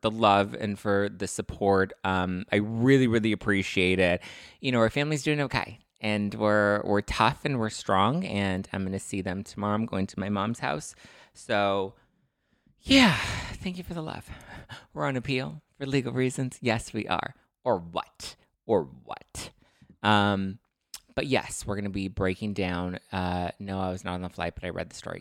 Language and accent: English; Los Angeles, California, United States; I'm from Lincoln Heights, which is technically East L A, that's where I grew up